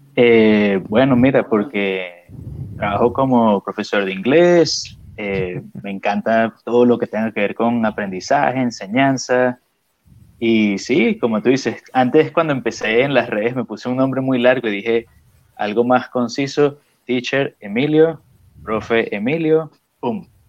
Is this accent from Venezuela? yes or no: yes; Venezuela; now in Australia; de Venezuela